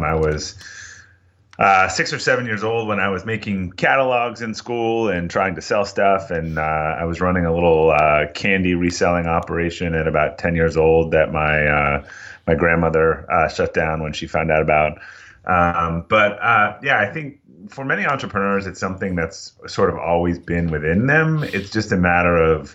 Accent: Boston, Massachusetts, United States; I'm from Boston, and I've made it about two towns from where I grew up, so not too far

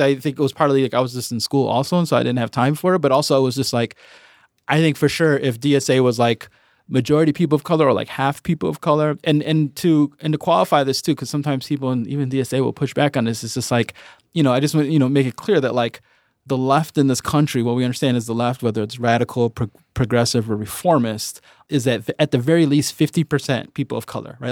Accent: Chicago, Illinois, United States; I grew up in the northwest side of Chicago. I grew up in Edgebrook

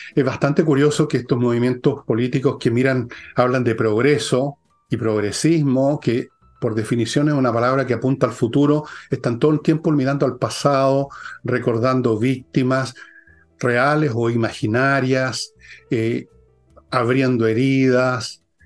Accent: Chile; somos todos chilenos

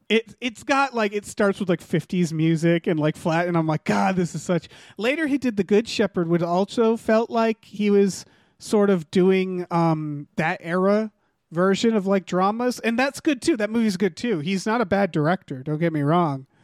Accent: Northampton, Massachusetts, United States; I grew up in Northampton, Massachusetts

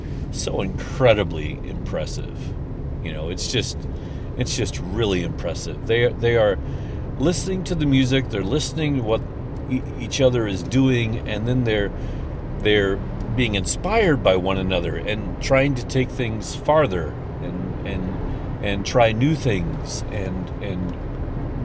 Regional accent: St. Charles, Missouri, United States; I'm from the St. Louis area. I'm from St. Charles, which is just across the river from St. Louis County

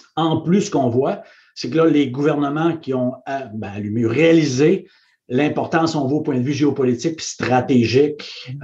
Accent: Saguenay, Quebec, Canada; moved away; je suis parti du Saguenay, puis euh, devenu président pour le, le Canada

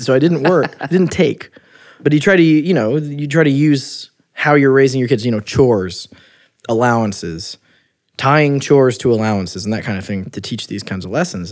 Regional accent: Midwest, United States; I'm from the Midwest, blue collar ba-, family

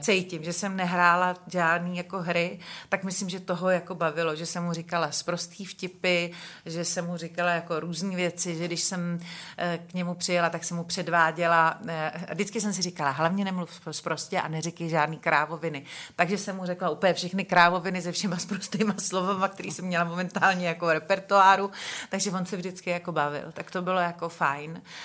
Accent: Benešov, Central Bohemian Region, Czechia; já jsem se narodila v Benešově

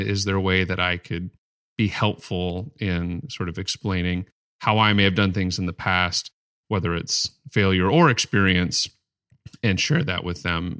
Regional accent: Mesa, Arizona, United States; born there; I was born in Mesa, Arizona, which is Spanish for table.

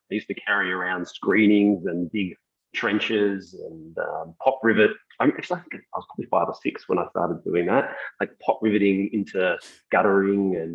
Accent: Melbourne, Victoria, Australia; I grew up in lots of places. Um, I was born here in Melbourne and uh, I actually did the maths when I was about 25 and we'd moved about uh, every 18 months. So my, my parents were immigrants.

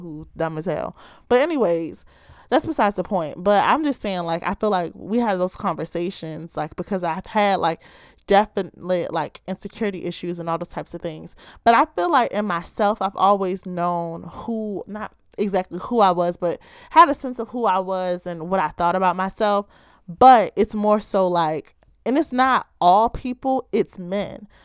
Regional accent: Baltimore, Maryland, United States

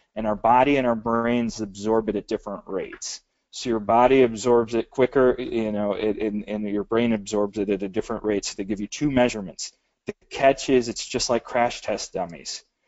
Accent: Michigan, United States; we're from Michigan.

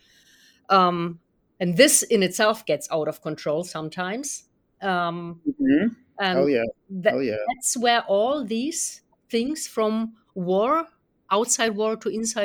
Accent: Germany; being from Germany and having grown up in a generation that was

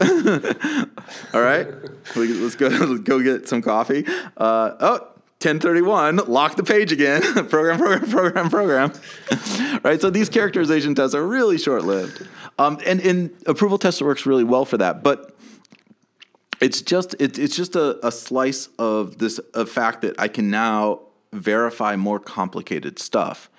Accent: United States; growing up in America

